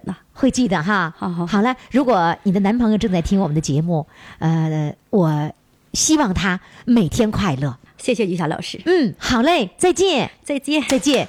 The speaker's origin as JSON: {"language": "Chinese", "region": "Heilongjiang", "country": "China", "said": "跟我们黑龙江人说话一样嘛"}